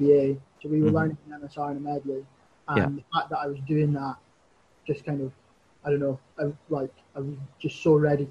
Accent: Crieff, Scotland, United Kingdom; I'm from Creef

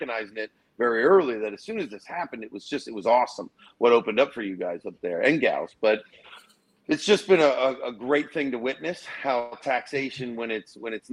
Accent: Erie, Pennsylvania, United States; being from Erie, Pennsylvania myself, I am a part

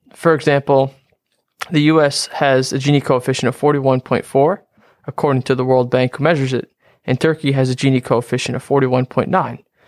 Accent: Harrington Park, New Jersey, United States; I'm from, uh, Harrington Park, New Jersey

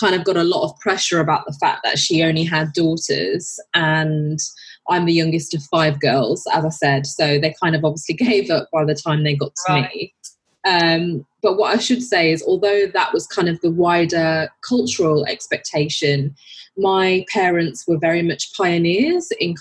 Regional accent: Birmingham, West Midlands, United Kingdom; moved away as an adult; now in London, United Kingdom; I was born and brought up in Birmingham

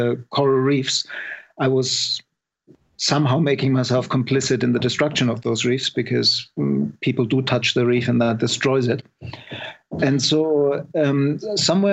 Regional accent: Germany; moved away as an adult; also born or lived in Scotland; I was born in Germany

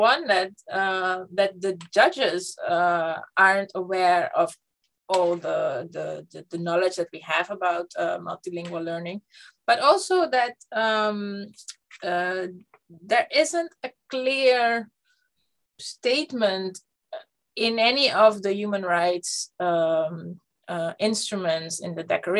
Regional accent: Netherlands; first language Dutch; English is a second language; I was lucky to have always had education in my mother tongue, in Dutch.

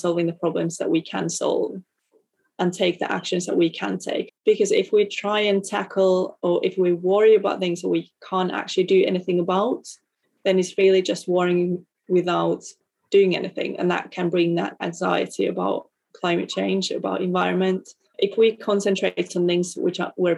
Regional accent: Finland; as a Lutheran and growing up in Finland

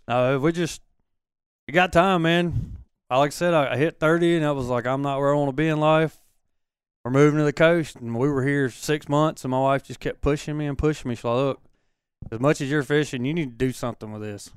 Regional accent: Hattiesburg, Mississippi, United States; moved away as an adult; I grew up in Dixie

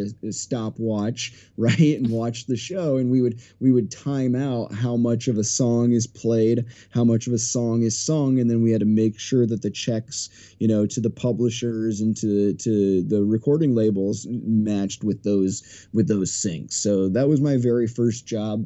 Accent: a small town in Iowa, United States; now in Beverly Hills, United States; I'm from a small town in the middle of nowhere, Iowa, town of like 300 people.

